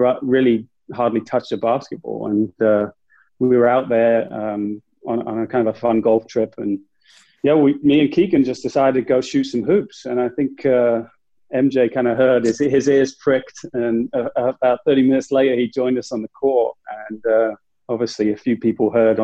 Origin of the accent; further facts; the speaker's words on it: England, United Kingdom; I'm from England